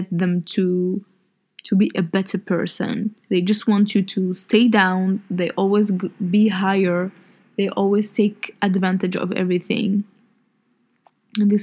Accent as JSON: {"language": "English", "country": "Algeria", "second_language": "English", "said": "We have different cultures, different customs in my country"}